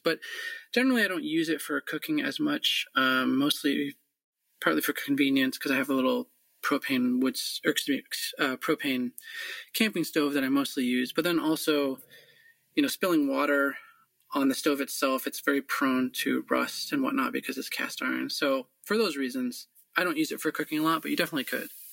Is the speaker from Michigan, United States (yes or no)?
yes; Michigan, United States; moved away; also born or lived in Alaska; growing up in Michigan